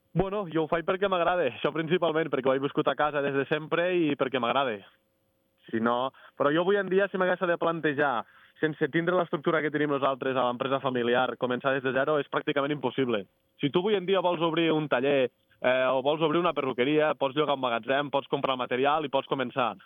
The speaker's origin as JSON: {"language": "Catalan", "town": "Bellcaire d'Urgell", "region": "Catalonia", "country": "Spain", "said": "De Lleida, de Bellcaire d'Urgell"}